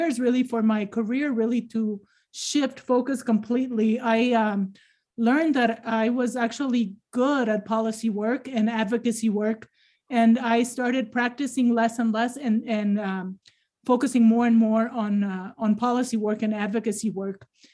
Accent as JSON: {"language": "English", "country": "Ecuador", "tie": "born or raised there", "moved": "as an adult", "lives_now": "United States", "said": "I was born and raised in Ecuador"}